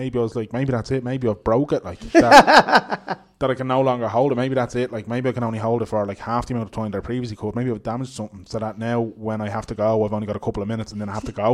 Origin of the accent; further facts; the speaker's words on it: Dublin, Leinster, Ireland; I'm from Dublin in the country